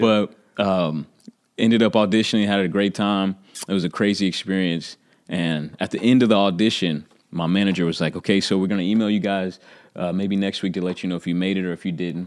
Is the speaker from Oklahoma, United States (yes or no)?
yes; Oklahoma City, Oklahoma, United States; I'm from Oklahoma City